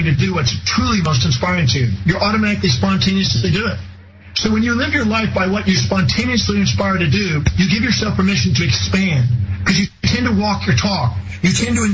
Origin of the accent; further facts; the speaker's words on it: United States; I was born on Thanksgiving Day in America